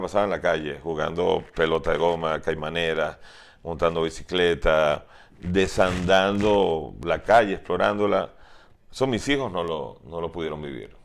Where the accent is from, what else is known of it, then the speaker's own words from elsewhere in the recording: Venezuela; also born or lived in Tennessee, United States; los pocos venezolanos que estábamos